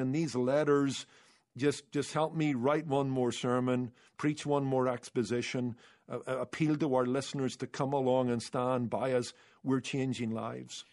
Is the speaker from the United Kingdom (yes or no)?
yes; Northern Ireland, United Kingdom; moved away; I grew up in Northern Ireland